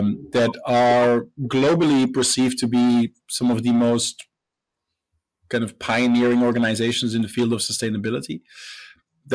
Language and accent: English; Belgium; moved away as an adult; also born or lived in United Kingdom; now in Singapore; So I'm originally from Belgium. I studied there